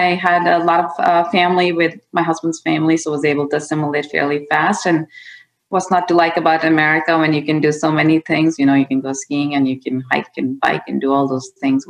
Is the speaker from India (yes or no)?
yes; India; Yeah, I grew up in India, and in all parts of India. My dad was in the army, so I got to experience all different regions.